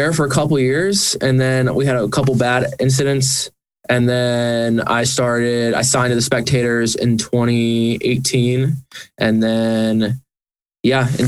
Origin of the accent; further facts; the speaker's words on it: St. Johns, Michigan, United States; also born or lived in Lansing, Michigan; I am a musician from Lansing, Michigan. I grew up in a town called St. John's, which is right outside of Lansing